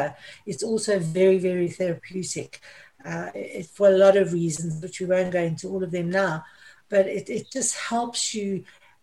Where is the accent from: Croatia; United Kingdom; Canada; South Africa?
South Africa; moved away as an adult; also born or lived in Middle East; I'm South African. I left South Africa. I went to live in the Middle East. And finally, the Middle East kicked me out because of my age, so I returned to South Africa